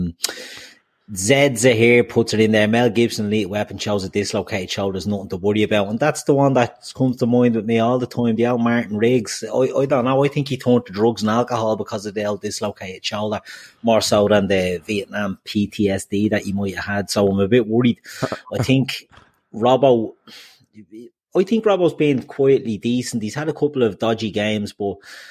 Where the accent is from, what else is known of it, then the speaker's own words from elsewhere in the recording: Dublin, Leinster, Ireland; I'm from Dublin 4